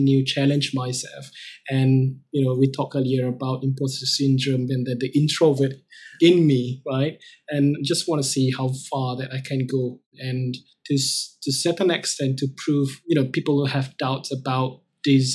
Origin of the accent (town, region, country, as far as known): Malaysia; moved away as an adult; also born or lived in Jakarta, Indonesia